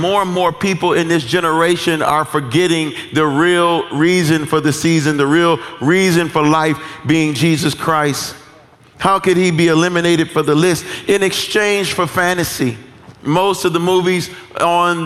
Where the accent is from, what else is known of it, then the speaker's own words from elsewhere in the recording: Detroit, Michigan, United States; I'm from Detroit.